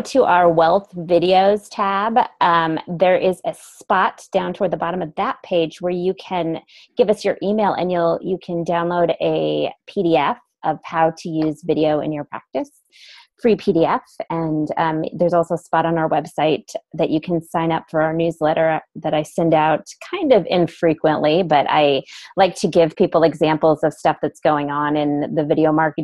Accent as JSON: {"language": "English", "town": "Kansas City", "country": "United States", "said": "I'm from Kansas City"}